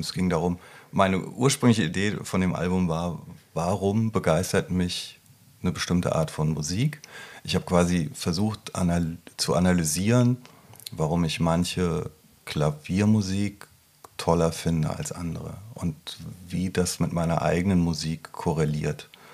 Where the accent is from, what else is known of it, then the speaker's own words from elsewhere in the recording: Rüsselsheim, Hesse, Germany; moved away; in meiner alten Heimat